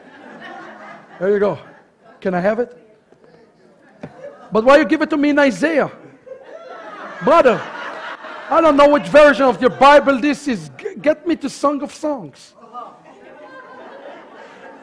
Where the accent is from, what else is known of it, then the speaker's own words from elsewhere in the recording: Sharon, Central District, Israel; I was born in Sharon. That's where I was born